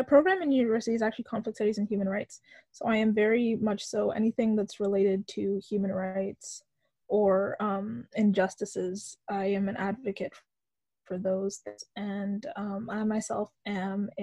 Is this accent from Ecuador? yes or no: no; Victoria, British Columbia, Canada; also born or lived in Ottawa; I have been born and raised in Victoria, BC